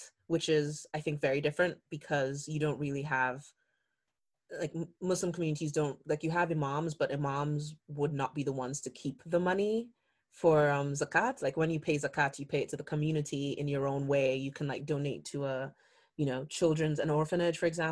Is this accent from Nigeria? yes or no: yes; Nigeria; I'm Nigerian